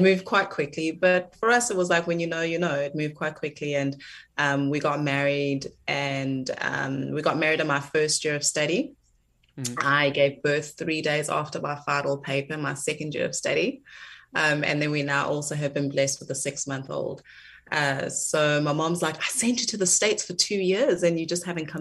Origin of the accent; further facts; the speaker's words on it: South Africa; as a South African